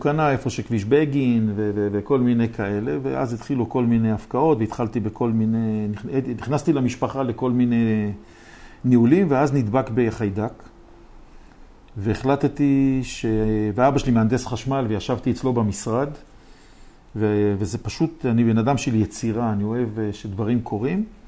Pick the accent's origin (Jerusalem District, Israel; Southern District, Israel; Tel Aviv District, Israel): Jerusalem District, Israel; Jerusalem; אני מירושלים